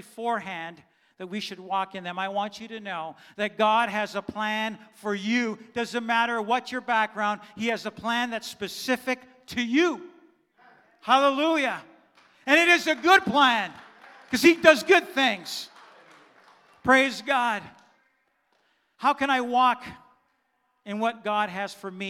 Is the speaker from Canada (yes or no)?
yes; Canada; first language German; English is a second language; I was born here in Canada, but my parents, my mom and dad, were born in Germany. And when I was 2, 3, 4, I did not speak English. I only spoke German